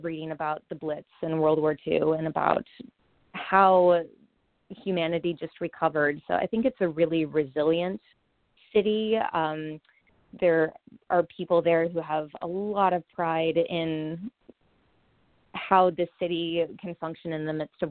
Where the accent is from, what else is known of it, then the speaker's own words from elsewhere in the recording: near Charlottesville, Virginia, United States; Charlottesville, Virginia, which is not too far away from my hometown